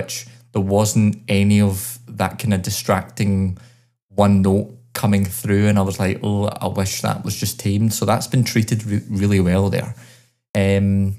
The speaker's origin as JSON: {"language": "English", "town": "Glasgow", "region": "Scotland", "country": "United Kingdom", "tie": "born or raised there"}